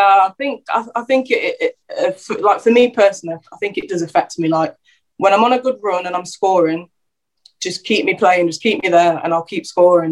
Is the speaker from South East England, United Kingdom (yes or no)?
no; Derby, East Midlands, United Kingdom; also born or lived in London / Luton; where I sort of grew up uh, through secondary school years